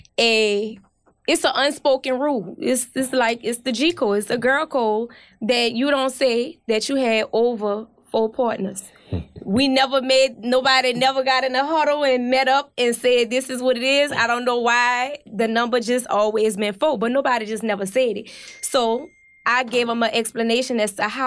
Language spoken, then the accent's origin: English; New Orleans, Louisiana, United States; moved away as an adult; I'm from New Orleans, so I've been here about 3.5 years now